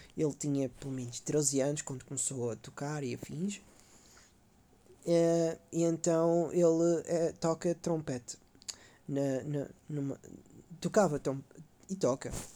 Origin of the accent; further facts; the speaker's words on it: Caldas da Rainha, Leiria District, Portugal; now in Sofia, Bulgaria; sou das Caldas da Rainha